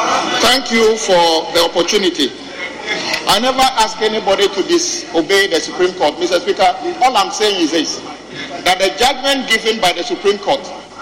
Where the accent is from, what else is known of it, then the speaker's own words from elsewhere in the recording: Ghana; If you have any evidence that I'm not a Ghanaian, it is upon you to prove that I'm not a Ghanaian.